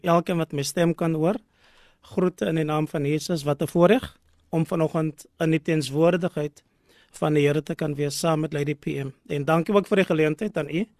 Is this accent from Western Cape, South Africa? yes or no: yes; Cape Town, Western Cape, South Africa; now in Gordon's Bay, South Africa; ek is gebore in Bishoblawes